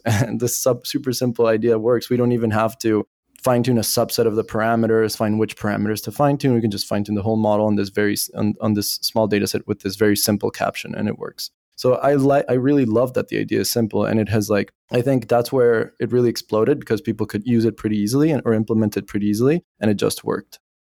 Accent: Bolivia; moved away as an adult; also born or lived in France / Paris / United States; I was born in Bolivia, When I was eighteen, I left for France

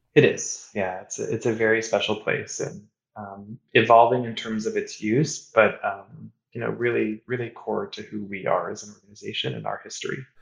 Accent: Kansas City, United States; moved away as an adult; also born or lived in Boston / New York; I, grew up in Kansas City. I grew up in the Midwest, eating barbecue, steak, and fast food

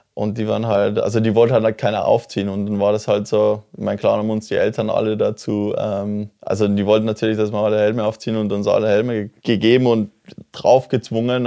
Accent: Oberpeischlach, Tyrol, Austria; ich komme aus dem Ort Oberpeischlach, ne? das ist wirklich ganz, ganz ein kleines Dorf

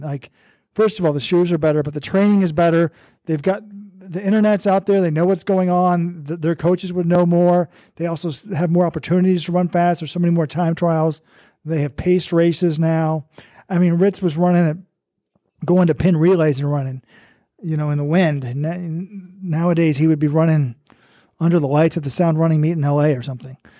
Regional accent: Texas, United States; I'm from Texas.

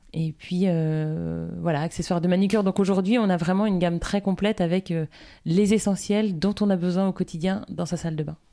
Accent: Guérande, Pays de la Loire, France; also born or lived in Nantes / Lille / Paris; Avant Nantes, j'étais pas très loin puisque j'étais guérandaise, donc sur la côte, dans un univers du coup très vert puisqu'on vivait à la campagne

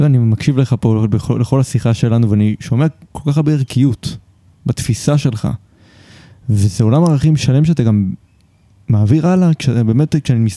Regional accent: Haifa, Haifa District, Israel; רק שתבין, אני מגיע מחיפה. שתמיד הבטיחו לנו שיפנו את הבית

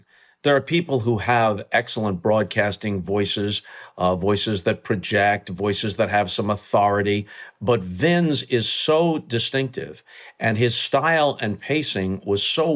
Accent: New York, United States; also born or lived in Southern California; Although I grew up around New York virtually my entire childhood and adolescence

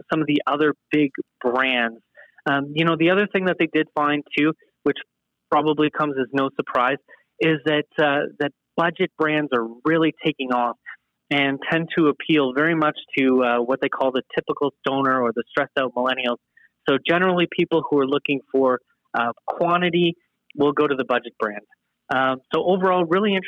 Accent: Canada; being Canadian and proud of our healthcare system

